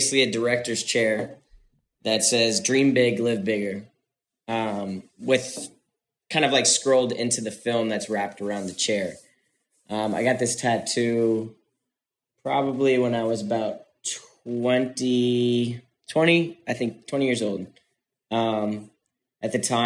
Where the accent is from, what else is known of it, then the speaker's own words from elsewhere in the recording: Florida, United States; now in California, United States; I was in Florida, I grew up in Florida